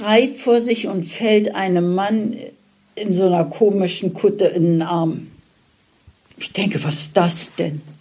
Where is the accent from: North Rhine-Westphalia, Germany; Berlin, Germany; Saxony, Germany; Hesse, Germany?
Berlin, Germany; born there; Geboren bin ich in Berlin und zwar am 11.08.1938.